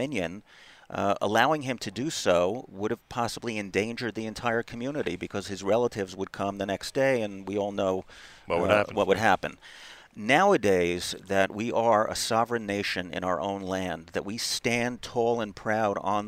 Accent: New York area, United States; moved away as an adult; now in Israel; I grew up in the New York area.

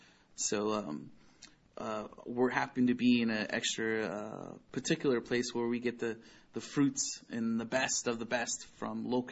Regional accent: Oxnard, California, United States; I'm from Oxnard, born and raised in Oxnard, third generation, actually.

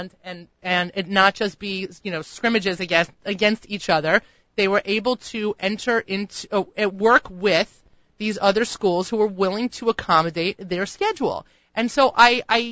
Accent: New York, United States; me as a New Yorker

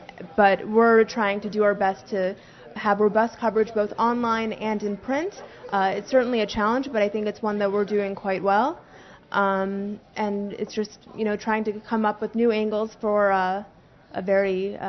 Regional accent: Rockville, Maryland, United States; moved away; I'm from Rockville, Maryland.

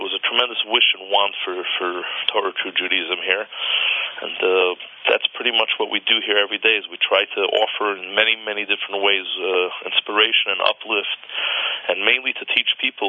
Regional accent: New York City, New York, United States; moved away as an adult; now in Oklahoma City, United States; I grew up in Brooklyn, New York.

